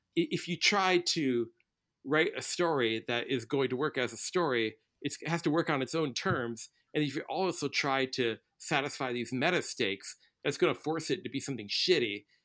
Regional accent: Midwest, United States; a Midwesterner

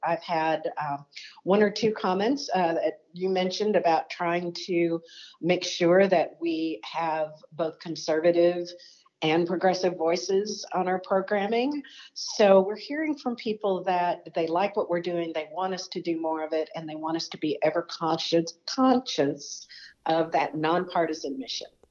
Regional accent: Texas, United States; moved away as an adult; now in Washington, United States; I worked in state government in my home state of Texas for the State Department of Education there

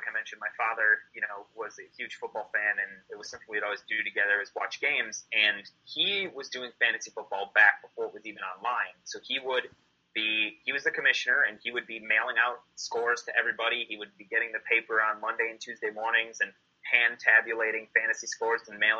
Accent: Wisconsin, United States; moved away as an adult; growing up in Wisconsin

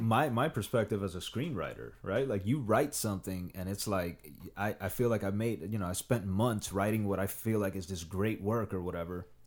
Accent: Miami, Florida, United States; moved away as an adult; also born or lived in Dominican Republic; now in Los Angeles, United States; I grew up in Miami

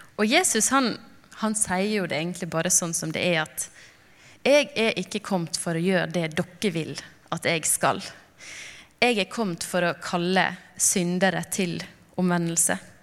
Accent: Knarvik, Vestland, Norway; also born or lived in Lofoten; now in Narvik, Norway; kom jeg opprinnelig fra Knarvik, og nå bor vi i Narvik.

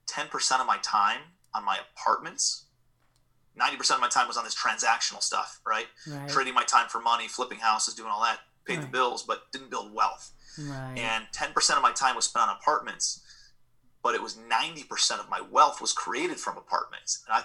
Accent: Cleveland, Ohio, United States; moved away as an adult; also born or lived in New York City

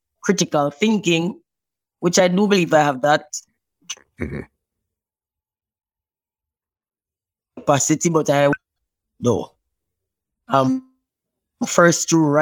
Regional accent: Richmond, Saint Mary, Jamaica; I grew up in St. Mary, in a little town called Richmond.

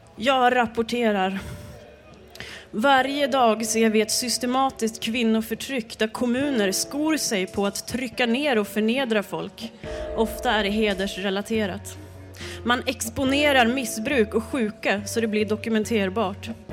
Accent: Jämtland, Sweden; Jag är från Jämtland

